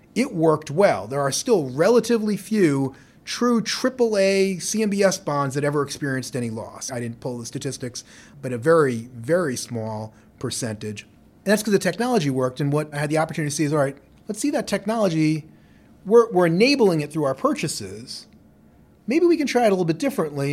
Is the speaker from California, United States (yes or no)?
no; New York City, New York, United States; grew up in New York City in Lower Manhattan